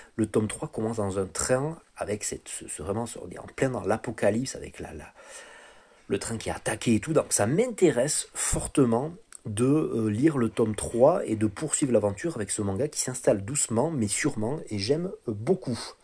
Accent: France; en tant que français

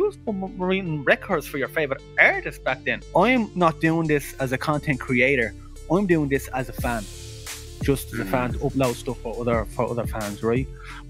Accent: Ballybrack, Leinster, Ireland; I am an MC from Ballybrack, County Dublin.

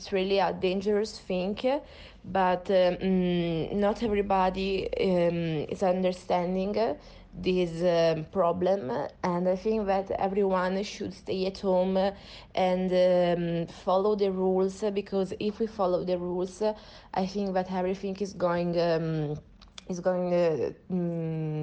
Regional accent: Italy; moved away as an adult; now in Madrid, Spain; I'm from Italy, but I decided to stay in Madrid for this quarantine

